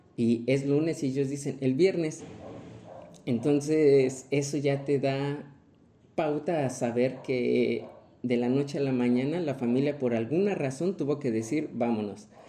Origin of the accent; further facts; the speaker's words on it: Mexico; como mexicanos